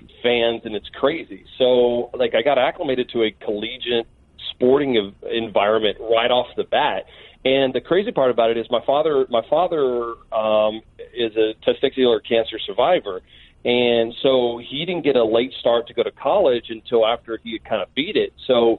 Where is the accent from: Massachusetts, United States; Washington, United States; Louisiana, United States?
Louisiana, United States; Baton Rouge; growing up in Baton Rouge, diehard LSU fan.